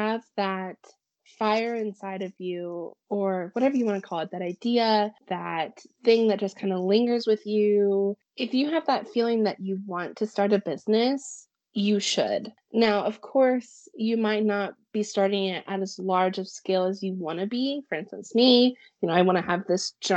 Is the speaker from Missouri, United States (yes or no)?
yes; Springfield, Missouri, United States; my hometown in Springfield